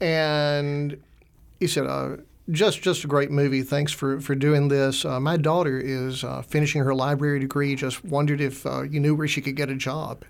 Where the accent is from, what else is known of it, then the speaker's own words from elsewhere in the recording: Augusta, Georgia, United States; also born or lived in Alabama / Slovakia; I grew up in Augusta, Georgia, went to Augusta University